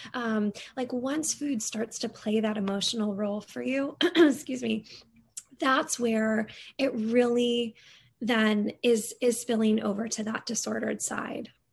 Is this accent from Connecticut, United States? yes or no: yes; Connecticut, United States; moved away as an adult; also born or lived in Seattle; I grew up in Connecticut